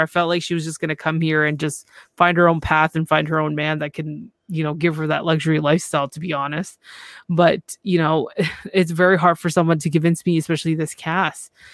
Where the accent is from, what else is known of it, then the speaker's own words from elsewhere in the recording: Canada; I'm from Canada